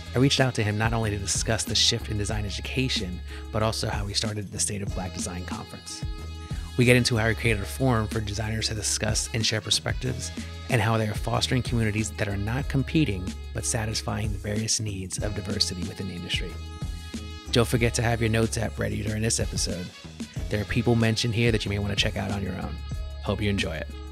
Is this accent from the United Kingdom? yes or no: no; New York City, New York, United States; growing up as a New Yorker